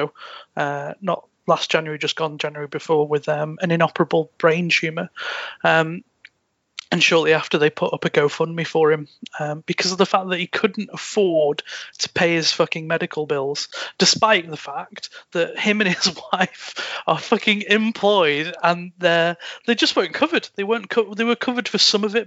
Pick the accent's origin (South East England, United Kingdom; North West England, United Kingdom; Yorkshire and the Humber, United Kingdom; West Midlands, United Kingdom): North West England, United Kingdom; Chester; This like fucking city club from my hometown